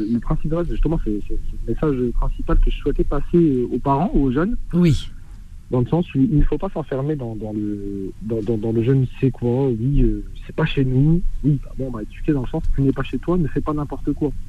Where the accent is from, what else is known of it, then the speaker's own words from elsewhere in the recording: Algeria; now in France; Bah, moi, je suis algérien d'origine.